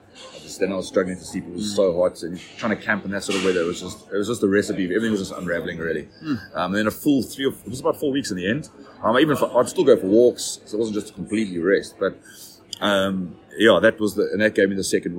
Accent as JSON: {"language": "English", "town": "Durban", "region": "KwaZulu-Natal", "country": "South Africa", "tie": "born or raised there", "moved": "as an adult", "said": "born and bred in Durban, a humid part of South Africa"}